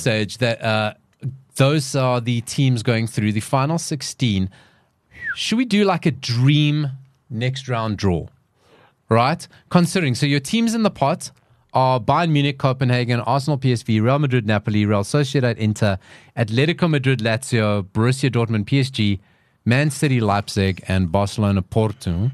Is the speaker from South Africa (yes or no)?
yes; South Africa; we're all South Africans.